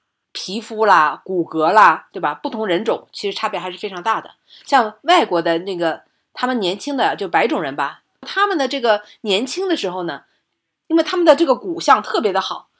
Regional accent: China; 即使是我们中国人

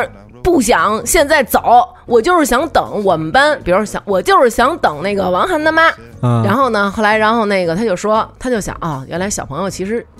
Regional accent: China; 可能唯有我们中国人自强。就是我们中国越变越牛逼，

